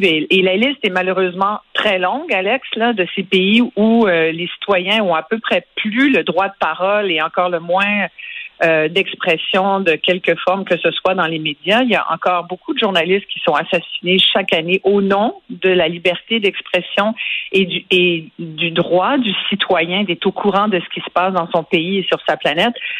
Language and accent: French; Quebec, Canada; nous, au Québec